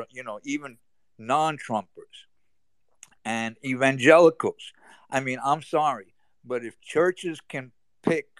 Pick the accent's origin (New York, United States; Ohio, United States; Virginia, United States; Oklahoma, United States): New York, United States; I'm from New York